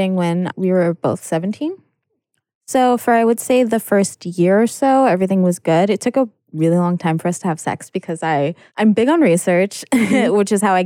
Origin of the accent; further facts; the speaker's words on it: New York, United States; moved away; I'm from New York